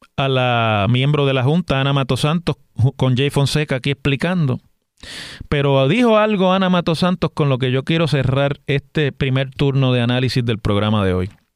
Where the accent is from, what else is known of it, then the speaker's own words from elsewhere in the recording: Puerto Rico; todos los que estamos aquí en Puerto Rico